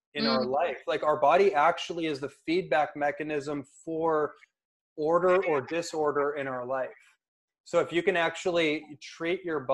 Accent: Bay Area, California, United States; now in Los Angeles, United States; I grew up in the Bay Area, so I've seen this throughout my whole life on the streets of Oakland and San Francisco and Berkeley

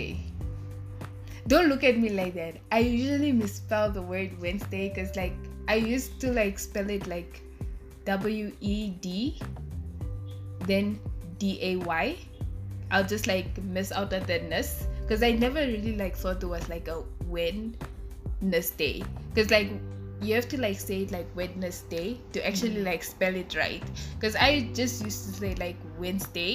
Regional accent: Windhoek, Khomas, Namibia; also born or lived in northern Namibia; I'm born in Windhoek, but like I originate from like the north.

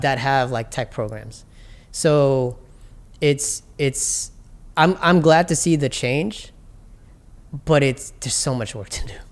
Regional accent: New York City, New York, United States; I grew up in Hollis in Jamaica, Queens

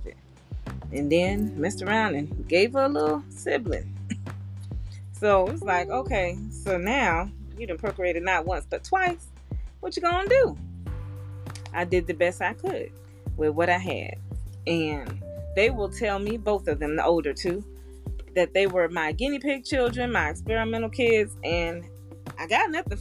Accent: Florida, United States; moved away as an adult; also born or lived in Arizona; I'm 20, I'm in Arizona from Florida

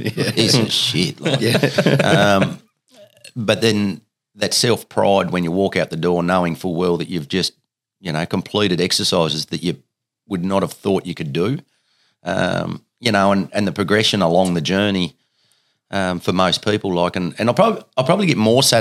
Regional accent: Riana, Tasmania, Australia; also born or lived in Penguin, Tasmania; I grew up in Ryanna for the first 12 years of my life.

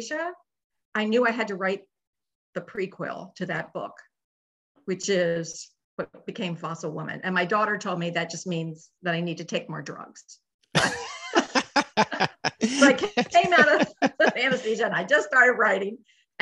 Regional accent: Northern Virginia, United States; I grew up in Northern Virginia

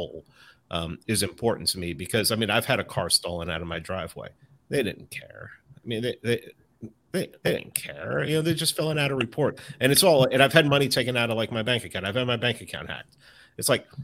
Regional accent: New York City, New York, United States; I grew up in the Bronx in an apartment building

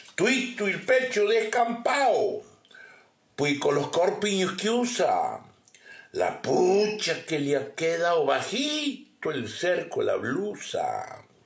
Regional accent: Guachipas, Salta, Argentina; Guachipas, eh, Huachipas, un lugar donde yo nací, un pueblito donde yo nací

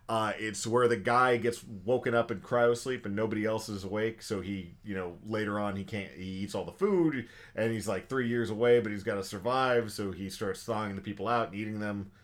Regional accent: Texas, United States; We're Texan.

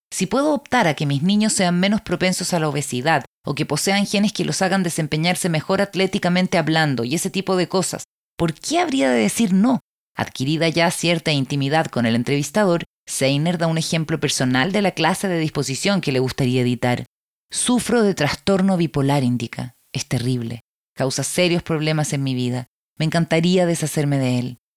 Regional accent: United States; Soy estadounidense y otorgarles una alta prioridad a la libertad y a las opciones personales es parte de nuestra cultura

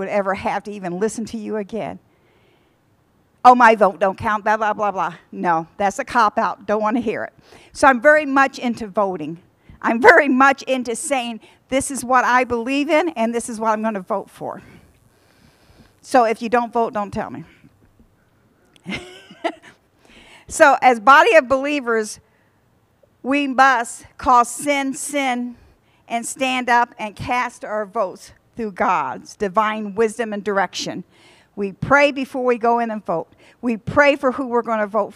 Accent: United States; we are American citizens

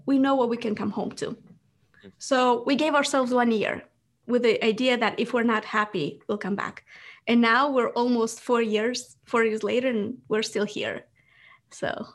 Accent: Moldova; English is a second language; moved away; I was born in Moldova

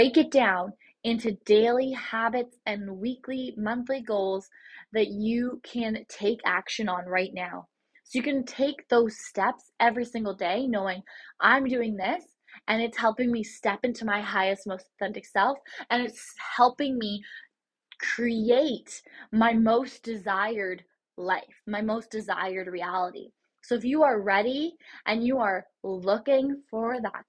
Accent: Port Stanley, Ontario, Canada; I'm Canadian, and I'm from just outside of London, Ontario, in Port Stanley

